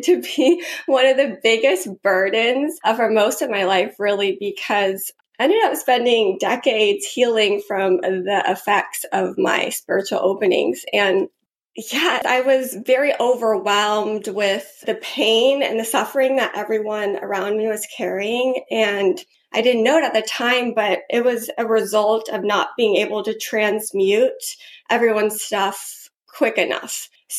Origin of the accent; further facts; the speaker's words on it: Georgia, United States; Yeah, I grew up in Georgia